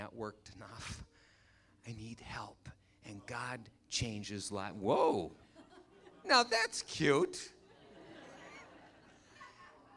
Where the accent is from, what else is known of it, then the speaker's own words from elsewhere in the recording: Muskegon, Michigan, United States; My dad began volunteering for the local Teen Challenge. Muskegon, Michigan. I'm from Michigan